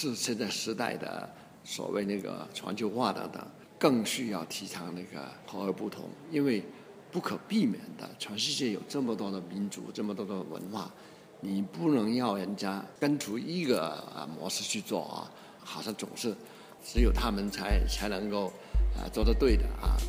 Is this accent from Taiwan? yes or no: no; China; 而且我们中国人。自己也相信的东西